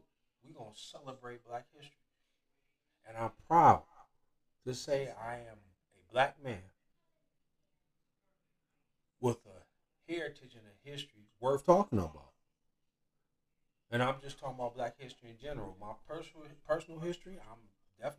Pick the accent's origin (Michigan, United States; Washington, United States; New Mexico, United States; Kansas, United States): Michigan, United States; Detroit; I'm from Detroit